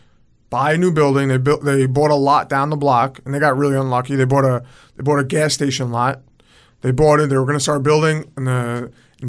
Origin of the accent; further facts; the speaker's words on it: Roslyn Heights, New York, United States; also born or lived in Queens, New York; I grew up in the North Shore of Long Island in Roslyn Heights